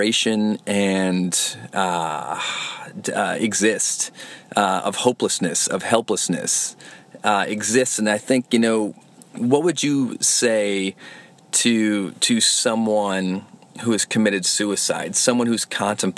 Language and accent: English; Flint, Michigan, United States; moved away; my hometown of Flint, Michigan